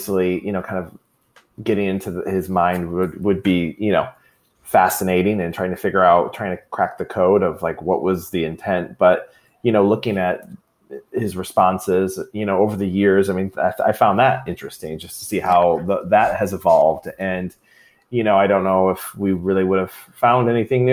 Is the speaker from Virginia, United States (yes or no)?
no; Troy, Michigan, United States; I grew up in Troy.